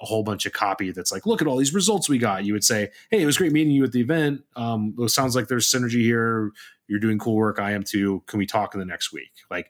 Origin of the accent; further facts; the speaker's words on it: Ontario, Canada; Hey, you know, I'm also from Ontario.